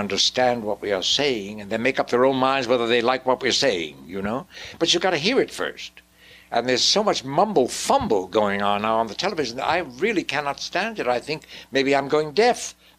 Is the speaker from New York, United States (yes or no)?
yes; New York City, New York, United States; born there; No, I was born in New York City.